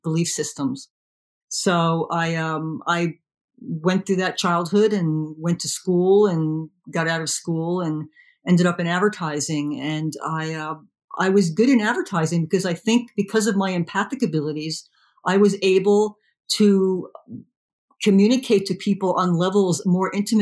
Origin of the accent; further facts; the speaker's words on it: New Jersey, United States; I was raised in New Jersey